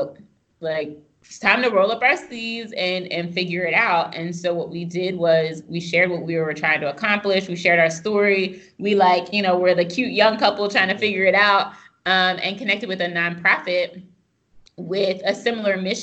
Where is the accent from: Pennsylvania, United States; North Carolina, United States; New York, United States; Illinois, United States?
Pennsylvania, United States; I'm from the sticks in Pennsylvania